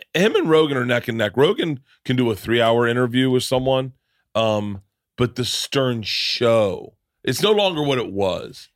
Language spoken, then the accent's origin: English; Florida, United States; moved away; also born or lived in New York; I grew up in Florida.